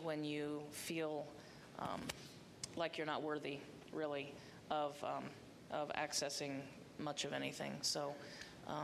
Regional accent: Crawfordsville, Indiana, United States; now in Bloomington, United States; I grew up in Crawfordsville, Indiana

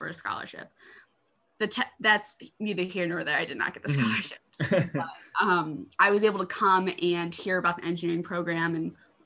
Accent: Michigan, United States; I'm from Michigan

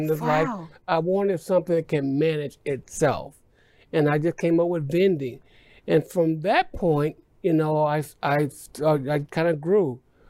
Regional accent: Indianapolis, Indiana, United States; moved away as an adult; now in Texas, United States; Well, I'm originally from Indianapolis, Indiana. I came here in 1985 from Indianapolis. I was transferred here with my job with General Motors.

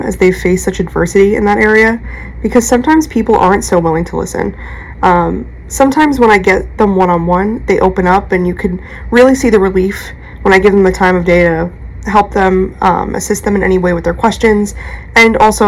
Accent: New York, United States; accent: New York; my New York accent

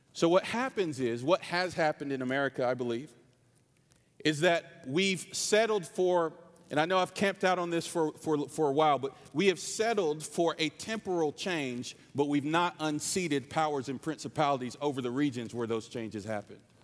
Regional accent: North Carolina, United States; I'm from North Carolina. This is my real accent

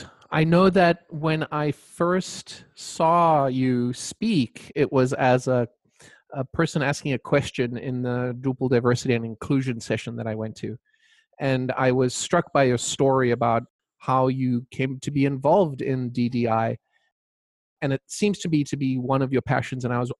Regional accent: South Africa; first language Croatian; English is a second language; So I grew up in South Africa to parents that immigrated from Croatia. So wow. I spoke Croatian and thought Croatian at home. But when I went to school, it was all English from a South African point of view.

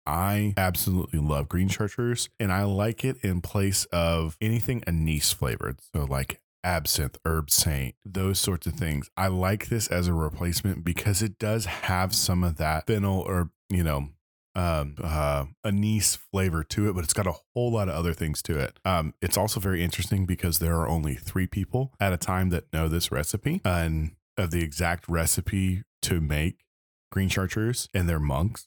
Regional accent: Lenexa, Kansas, United States; now in Little Rock, United States; Lenexa, the town that I grew up in in Kansas

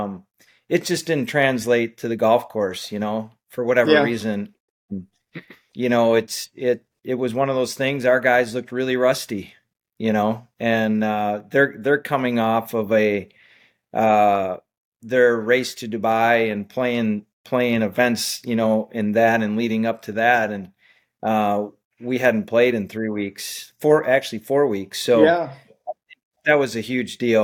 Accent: Wisconsin, United States; in the home state of Wisconsin, in my home state

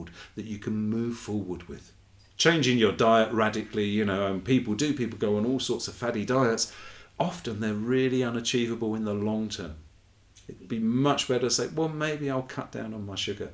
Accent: England, United Kingdom; my lovely wife, Debbie, who is Brazilian and I'm English

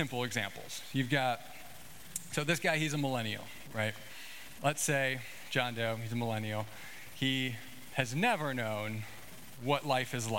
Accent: Illinois, United States; I grew up in Illinois

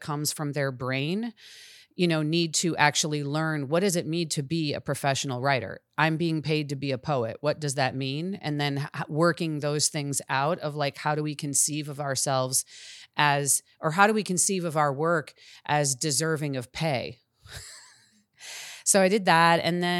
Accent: Chicago, Illinois, United States; I'm originally from Chicago, and I spent a lot of my life in Chicago.

